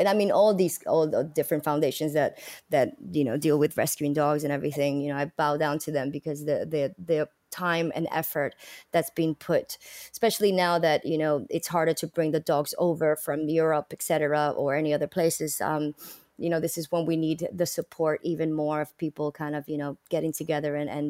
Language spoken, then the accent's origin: English; Bronx, New York, United States; I come from the Bronx, you know.